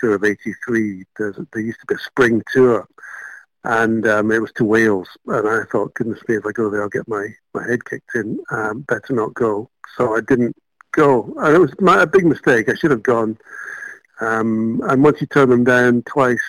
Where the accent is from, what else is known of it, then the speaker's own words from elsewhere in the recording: Malaysia; now in United Kingdom; I was born and brought up in Malaysia